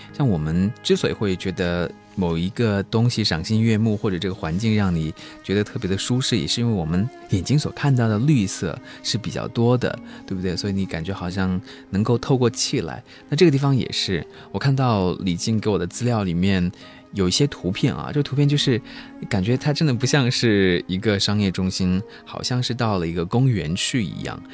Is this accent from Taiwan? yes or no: no; Chongqing, China; 我是来自于重庆的